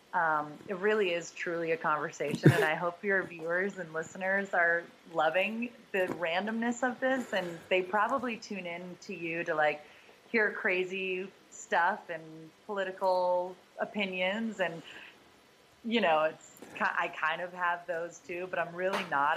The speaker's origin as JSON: {"language": "English", "region": "Massachusetts", "country": "United States", "said": "we we're both from Mass"}